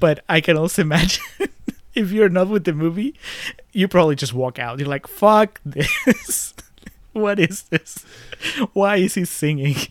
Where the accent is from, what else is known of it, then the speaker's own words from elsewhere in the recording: Peru; my home country